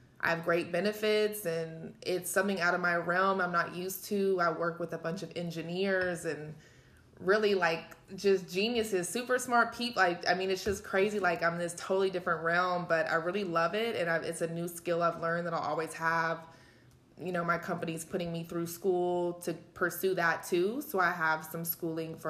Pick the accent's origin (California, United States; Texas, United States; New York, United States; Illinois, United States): Texas, United States; Wylie; I'm from Wiley. I met Bianca in Wiley since high school